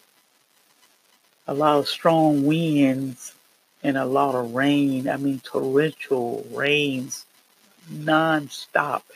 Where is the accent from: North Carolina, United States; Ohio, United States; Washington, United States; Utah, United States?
North Carolina, United States; I am from the Carolinas, North Carolina